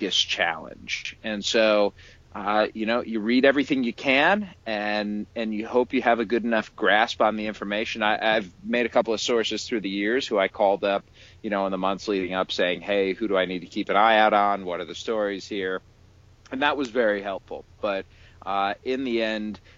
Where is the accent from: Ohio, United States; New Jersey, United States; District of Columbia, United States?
Ohio, United States; Cleveland; also born or lived in Syracuse; I grew up in Cleveland